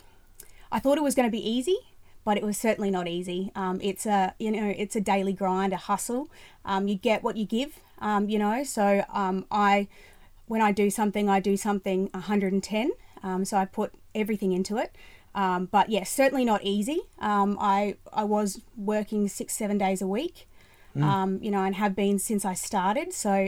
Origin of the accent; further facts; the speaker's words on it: Ipswich, Queensland, Australia; also born or lived in Brisbane; I was born and raised in Ipswich